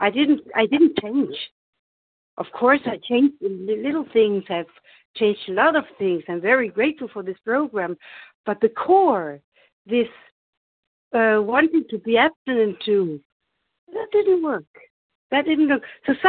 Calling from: Germany; I'm compulsive overeating in recovery, and I'm calling from Germany.

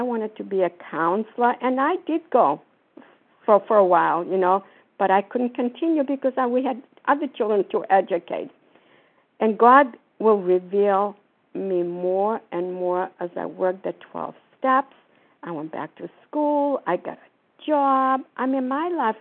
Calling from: Florida, United States; I'm calling from Florida.

